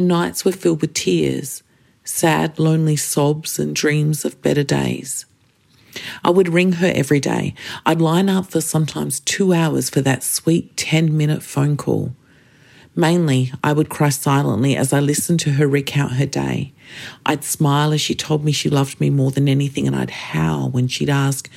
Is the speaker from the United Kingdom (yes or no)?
no; Kaurna Yerta, South Australia, Australia; I am a Gunditjmara woman born and raised on Kaurna Yirrkal